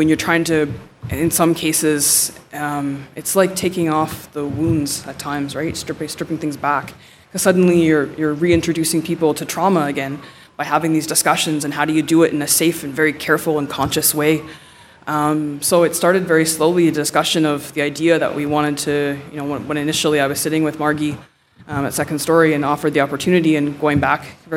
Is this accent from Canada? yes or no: yes; Nipissing First Nation, Ontario, Canada; I'm from Nipissing First Nation.